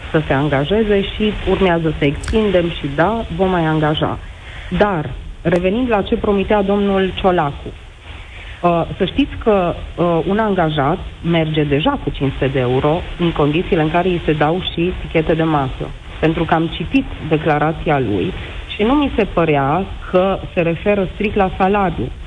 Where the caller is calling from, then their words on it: Oradea, Bihor County, Romania; Sunt din Oradea și sunt directorul unei fabrici de confecții.